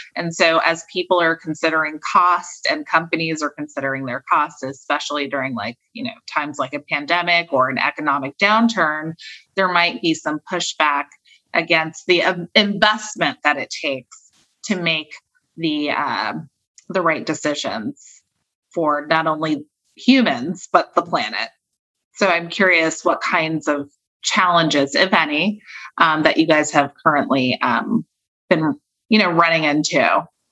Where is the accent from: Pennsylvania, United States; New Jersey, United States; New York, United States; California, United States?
California, United States; I'm from California